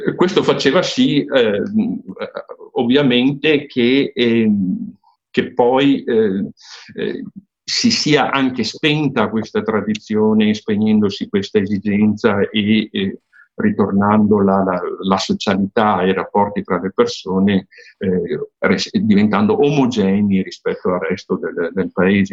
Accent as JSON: {"language": "Italian", "town": "Pianiga", "region": "Veneto", "country": "Italy", "tie": "born or raised there", "said": "io vengo da Pianiga, sono nato a Pianiga"}